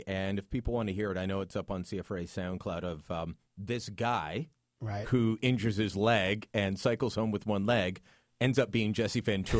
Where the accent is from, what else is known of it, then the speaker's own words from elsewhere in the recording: Hamilton, Ontario, Canada; now in Ottawa, Canada; I grew up in Hamilton. Bit of a rough town.